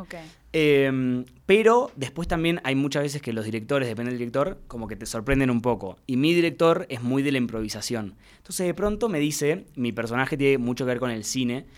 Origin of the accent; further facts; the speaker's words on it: Mar del Plata, Buenos Aires Province, Argentina; now in Buenos Aires, Argentina; yo soy de Mar del Plata, que es una ciudad eh, cerquita de, Buenos Aires